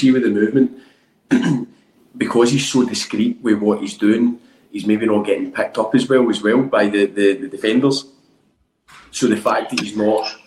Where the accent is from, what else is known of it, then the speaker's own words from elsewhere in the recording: Bishopbriggs, Scotland, United Kingdom; I'm from Bishop Riggs